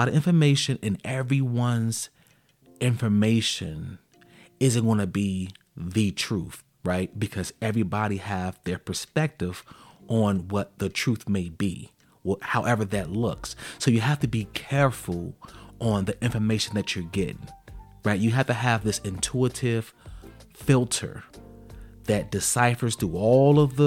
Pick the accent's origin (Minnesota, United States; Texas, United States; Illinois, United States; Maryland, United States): Illinois, United States; Chicago; I'm from Chicago, and when I was young, when I was in high school, I went to high school on the south side of Chicago